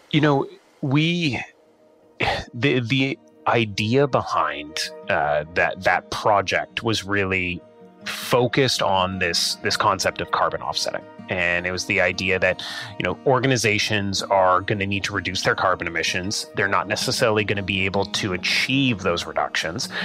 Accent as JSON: {"language": "English", "region": "Saskatchewan", "country": "Canada", "tie": "born or raised there", "said": "We grew up in Saskatchewan"}